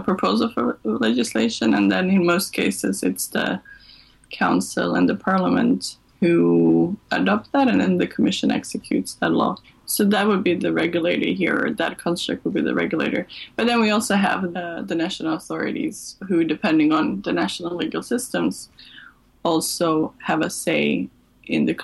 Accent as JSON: {"language": "English", "town": "Malmö", "region": "Skåne", "country": "Sweden", "tie": "born or raised there", "also_born_or_lived": "Serbia", "said": "I'm of Serbian origin, but I grew up in Sweden, and I left Sweden when I was 19, and then I came back 10 years later to work at Lund University"}